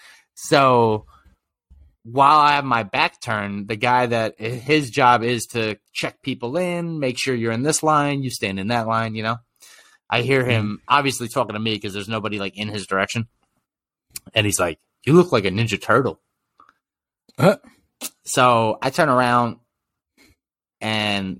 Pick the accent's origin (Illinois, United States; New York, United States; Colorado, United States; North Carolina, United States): New York, United States; I'm from New York